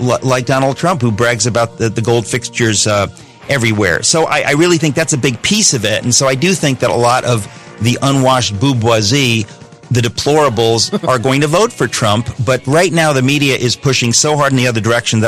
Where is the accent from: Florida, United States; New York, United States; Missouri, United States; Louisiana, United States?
New York, United States; New York City; born in Queens.